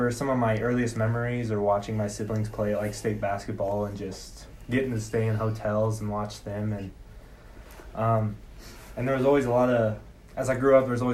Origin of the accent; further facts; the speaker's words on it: Hereford, Colorado, United States; moved away as an adult; now in Rapid City, United States; I grew up in Hereford, Colorado. It's a really small farm town